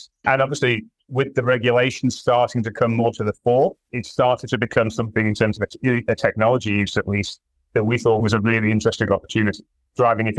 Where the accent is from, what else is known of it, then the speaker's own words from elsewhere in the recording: Sheffield, Yorkshire and the Humber, United Kingdom; moved away as an adult; also born or lived in London, United Kingdom; now in Johannesburg, South Africa; I was born in Sheffield, grew up in the north of England, just outside Sheffield, did my schooling at a little town called Bakewell